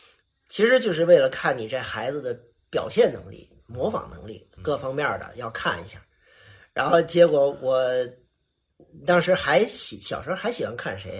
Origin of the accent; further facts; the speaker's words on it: Fujian, China; accent: Fujian; 所有的人都说这怎么招了一个这个这这个这个福建的小结巴啊？这怎么说相声啊？实际上是什么呢？实际上是当时我为了改我的口音